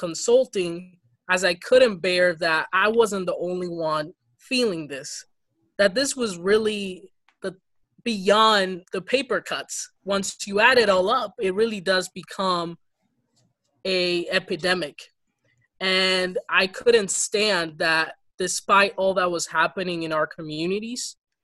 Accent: Ferguson, Missouri, United States; English is a second language; also born or lived in Dominican Republic / Boston, Massachusetts; I'm actually from Ferguson, Missouri. Mm. I went to the school district there. That's where I got to take English as a second language after immigrating from the DR at the age of 10.

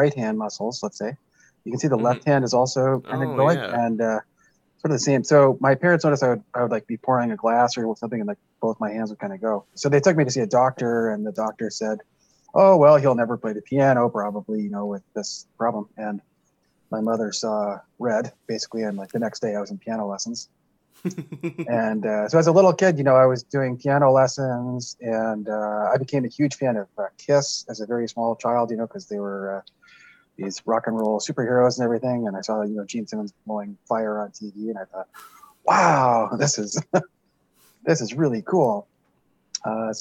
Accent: Winnipeg, Manitoba, Canada; also born or lived in Western Canada; now in Hamilton, Canada; I'm based in Hamilton, Ontario, but actually I'm originally from Winnipeg.

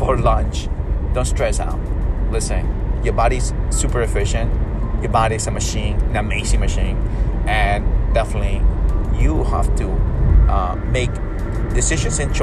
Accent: Peru; I'm from South America, Peru

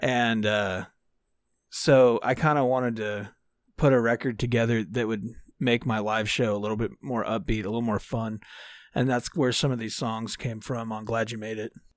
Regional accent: Dallas, Texas, United States; I'm from Dallas, Texas. Uh, born and raised.

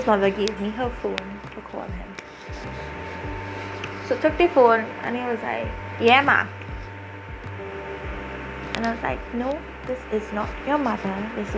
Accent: Trinidad & Tobago

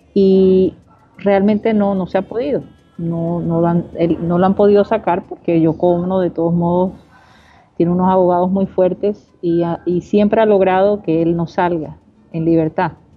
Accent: Barranquilla, Atlántico, Colombia; mi ciudad, Barranquilla

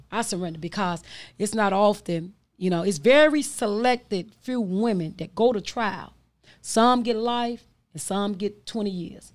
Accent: Chicago, Illinois, United States; I'm from the Austin community

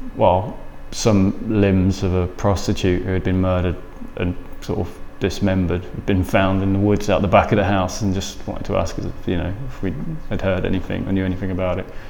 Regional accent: Lincolnshire, the Fens, East Midlands, United Kingdom; moved away as an adult; So I'm from Lincolnshire. Uh, oh. and the Fens. and uh, yeah, that's where I was born and raised, or like first 20 years of my life.

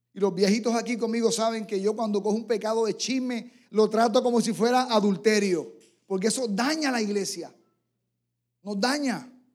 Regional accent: San Germán, Puerto Rico; en mi pueblo natal, allí en San Germán

